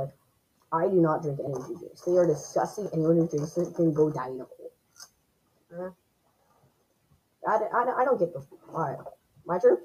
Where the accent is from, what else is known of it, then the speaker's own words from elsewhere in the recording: Canada; we're Canadian